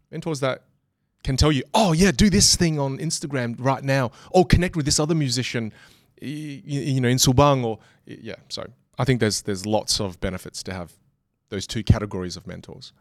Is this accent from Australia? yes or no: yes; Australia; I'm from Australia.